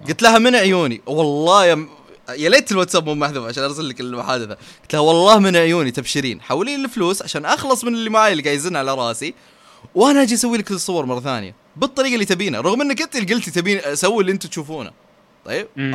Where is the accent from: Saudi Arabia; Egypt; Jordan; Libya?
Saudi Arabia; عندنا في السعوديه